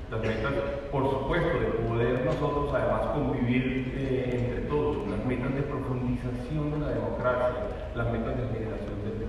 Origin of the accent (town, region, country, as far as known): Colombia